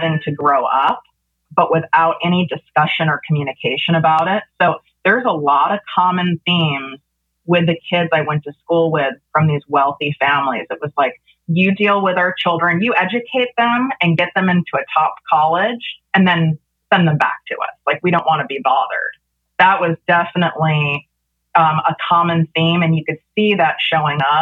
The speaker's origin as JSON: {"language": "English", "town": "Chicago", "region": "Illinois", "country": "United States", "tie": "born or raised there", "moved": "yes", "lives_now": "Calabasas, United States", "said": "I grew up in North Shore, Chicago"}